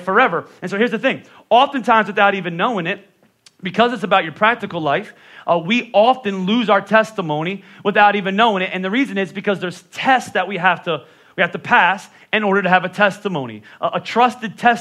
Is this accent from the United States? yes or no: yes; Northeast, United States; also born or lived in Texas; I'm from the Northeast